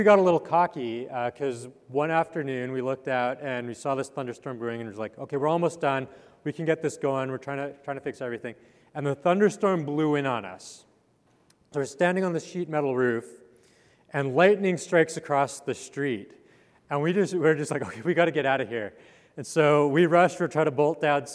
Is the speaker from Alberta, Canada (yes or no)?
yes; Calgary, Alberta, Canada; moved away; I grew up in Canada in the foothills of the Rocky Mountains